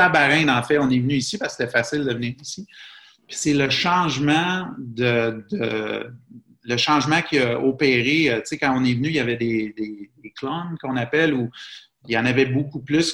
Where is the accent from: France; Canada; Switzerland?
Canada; Quebec; moved away as an adult; also born or lived in Bahrain; un Canadien comme ou un Québécois comme moi